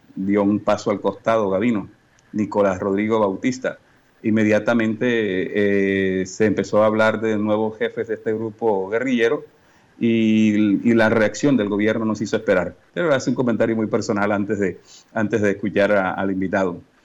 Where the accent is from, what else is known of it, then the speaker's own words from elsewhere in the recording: Colombia; así somos los colombianos